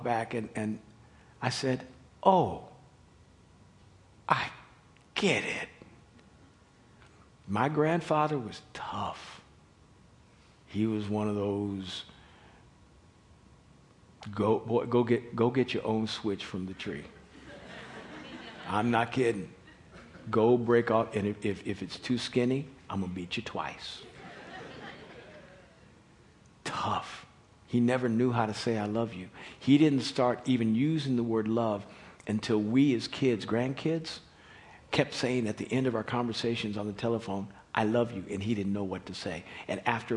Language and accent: English; Kansas City, United States; We grew up in Kansas City in white suburbia